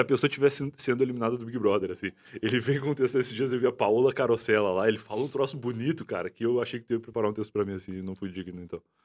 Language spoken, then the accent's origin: Portuguese; Rio Grande do Sul, Brazil; moved away as an adult; now in São Paulo, Brazil; E eu sou gaúcho, tenho o meu chimarrão aqui para comprovar isso